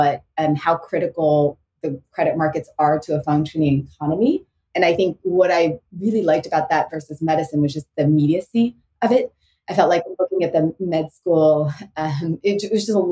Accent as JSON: {"language": "English", "town": "Houston", "region": "Texas", "country": "United States", "tie": "born or raised there", "also_born_or_lived": "St. Louis", "moved": "as an adult", "said": "growing up in Houston, Texas"}